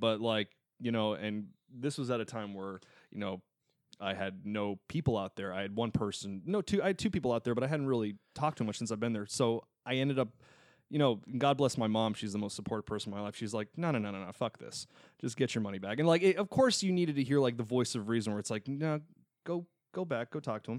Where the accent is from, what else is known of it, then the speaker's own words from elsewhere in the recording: Tucson, Arizona, United States; moved away; I did a gig in my hometown of Tucson, Arizona for two and a half months